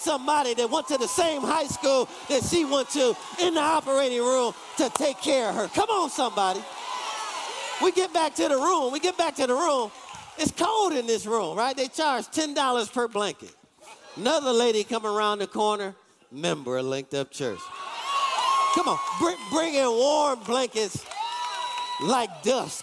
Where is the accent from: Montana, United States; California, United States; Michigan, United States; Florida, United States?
Michigan, United States; Detroit; I'm from Detroit.